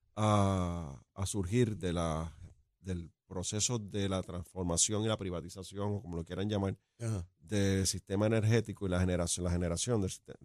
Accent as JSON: {"language": "Spanish", "town": "Ciales", "country": "Puerto Rico", "said": "yo soy de Ciales"}